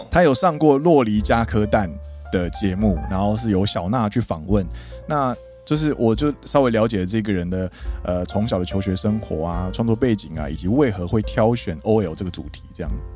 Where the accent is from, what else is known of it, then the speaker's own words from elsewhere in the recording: Kaohsiung, Taiwan; now in Japan; 加上我是高雄人